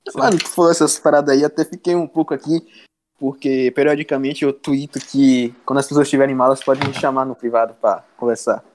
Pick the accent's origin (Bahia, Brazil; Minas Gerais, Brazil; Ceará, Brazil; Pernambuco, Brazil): Bahia, Brazil; Feira de Santana; eu sou de Feira de Santana da Bahia.